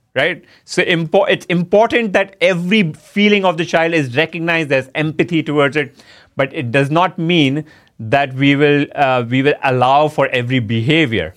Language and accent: English; India; moved away as an adult; also born or lived in United States; my home country